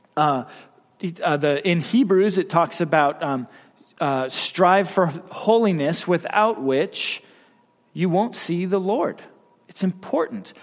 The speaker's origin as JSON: {"language": "English", "region": "Wyoming", "country": "United States", "said": "I'm from Wyoming"}